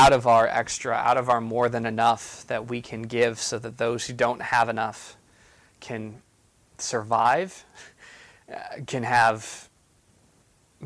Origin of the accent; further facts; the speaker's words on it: United States; being an American